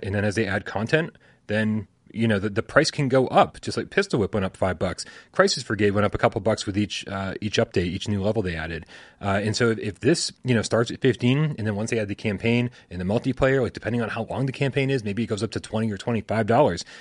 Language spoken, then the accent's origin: English; New England, United States; I'm from New England.